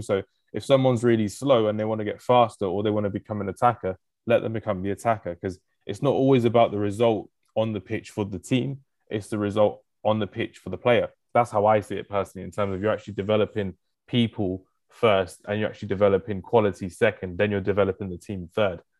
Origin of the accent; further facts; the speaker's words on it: England, United Kingdom; I'm like one of the only English person, English people in the country